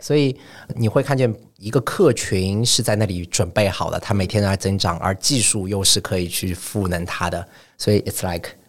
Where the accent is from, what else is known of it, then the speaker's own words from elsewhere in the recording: Shanghai, China; moved away as an adult; also born or lived in Paris, France; 我是上海生上海长的，然后我是一个上海人